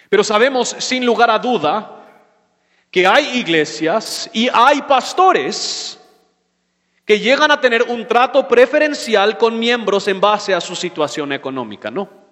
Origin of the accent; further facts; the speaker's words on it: United States; moved away; soy gringo